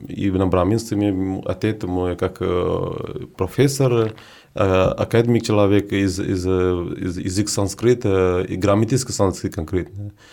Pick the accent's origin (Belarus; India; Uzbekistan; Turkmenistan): India; Prayagraj, Uttar Pradesh; Russian is a second language; moved away as an adult; also born or lived in Varanasi / Moscow / Saint Petersburg; now in Russia; я из Варанаси, но это не совсем как мое место рождения. Рядом, рядом Варанаси, недалеко от Варанаси.